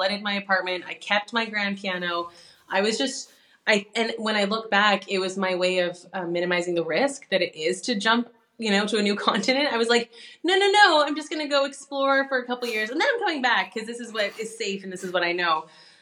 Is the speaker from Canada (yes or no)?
yes; Canada; moved away as an adult; now in Europe; I'm a Canadian pianist who moved over to Europe 10 years ago